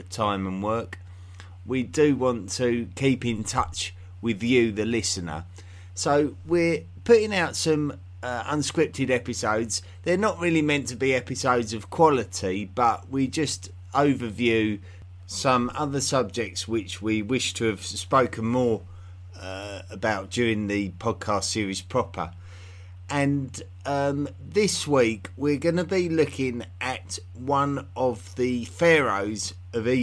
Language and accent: English; England, United Kingdom; I have an unusual accent in the fact that I'm from England